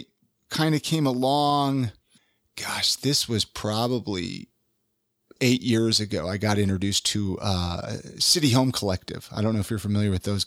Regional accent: Ventura, California, United States; now in Utah, United States; I grew up in Ventura.

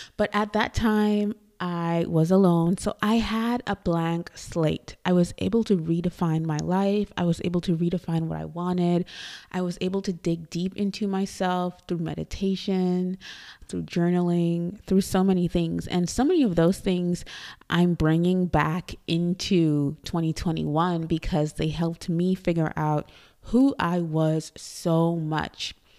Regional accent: Trinidad & Tobago; moved away as an adult; also born or lived in New York, United States; now in Dallas, United States; I was born in Trinidad and Tobago. I am from Trinidad, which is a tiny island in the Caribbean, if you don't know. And I came to the U S

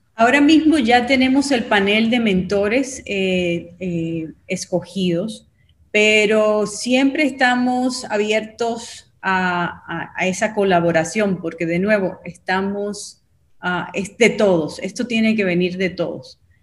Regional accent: Dominican Republic; now in United States; Soy dominicana, pero he estado viviendo en, en, los Estados Unidos por los últimos 35 años

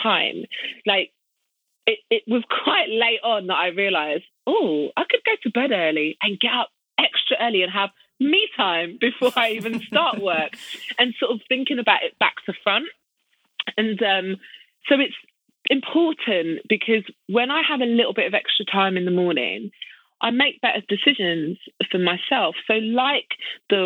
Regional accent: United Kingdom

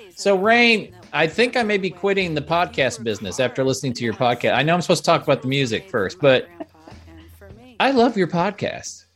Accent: Nebraska, United States; moved away; I'm from Nebraska originally

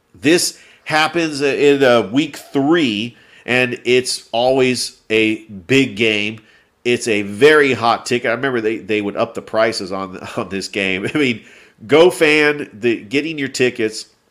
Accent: Acworth, Georgia, United States; I'm from Ackworth

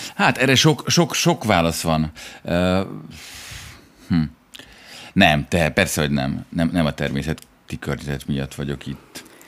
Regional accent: Budapest, Hungary; now in France; egy heteroszexuális fehér férfi vagyok eh, Budáról

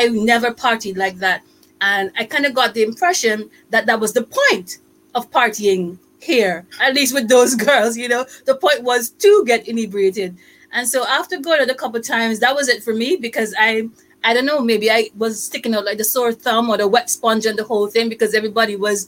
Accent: Antigua & Barbuda; moved away; also born or lived in United States / Canada; I'm from Antigua, and I've lived also in the U.S. for a few years and in Canada for a few years. And now I'm here

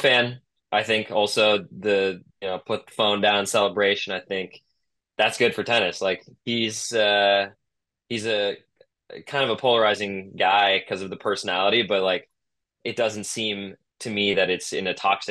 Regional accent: Tiburon, California, United States; my hometown challenger, the Tiburon Challenger

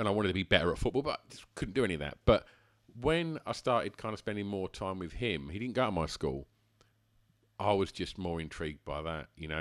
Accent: Essex, East of England, United Kingdom; born or raised there

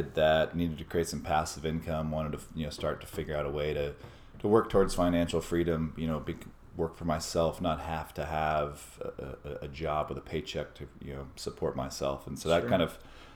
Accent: Austin, Texas, United States; also born or lived in San Francisco / Minneapolis; I was born and raised in Austin, grew up here

